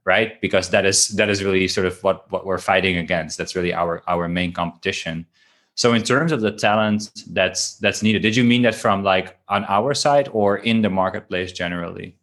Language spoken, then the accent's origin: English; Netherlands; moved away; I'm from Holland.